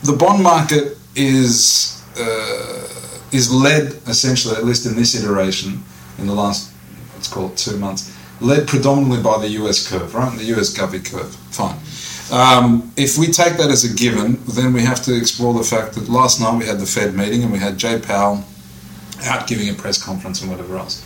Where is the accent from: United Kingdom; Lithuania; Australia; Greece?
Australia; moved away as an adult; I'm Australian born and bred